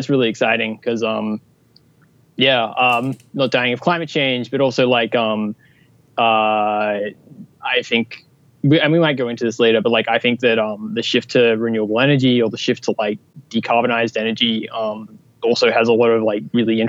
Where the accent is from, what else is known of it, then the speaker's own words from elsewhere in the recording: Australia; I'm an Australian, so like, I think like actually, I figured out like a couple weeks ago, like I'm actually one quarter convict